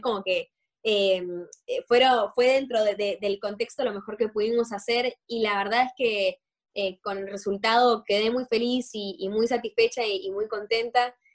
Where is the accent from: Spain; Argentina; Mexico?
Argentina; siendo los dos argentinos